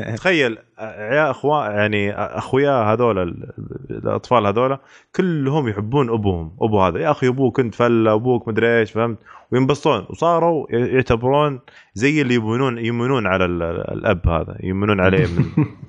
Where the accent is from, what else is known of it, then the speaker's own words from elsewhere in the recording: Eastern Province, Saudi Arabia; عندنا في الشرقيه